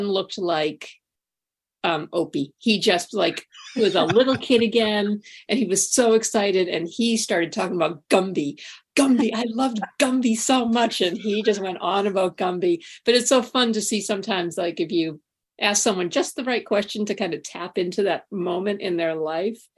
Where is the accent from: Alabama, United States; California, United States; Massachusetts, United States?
Massachusetts, United States; Boston; we're from Boston.